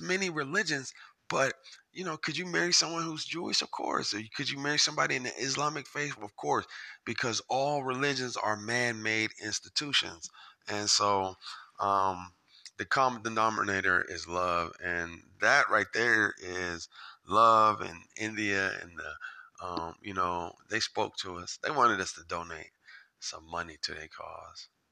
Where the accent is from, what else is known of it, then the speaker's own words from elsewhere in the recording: Japan; I was born in Japan